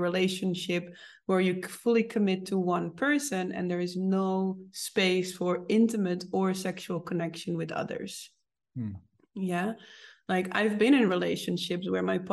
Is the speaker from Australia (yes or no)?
no; Netherlands; me growing up in the Netherlands